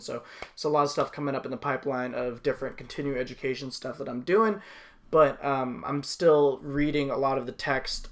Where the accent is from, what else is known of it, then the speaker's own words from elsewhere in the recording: Los Angeles, California, United States; my whole family were were from you know, we're from the Woodland Hills, West Hills area